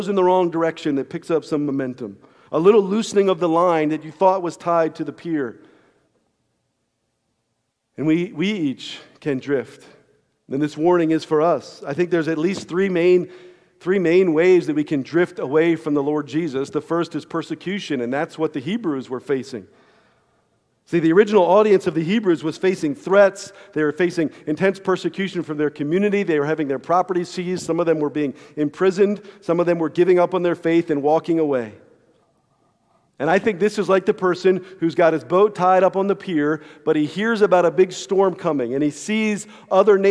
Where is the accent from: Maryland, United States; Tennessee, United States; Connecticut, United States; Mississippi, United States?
Maryland, United States; Cockeysville; also born or lived in Glen Burnie, Maryland; I lived in Cockeysville, but we had this a little shore house, a half of a duplex down outside of Glen Burnie on Bodkin Creek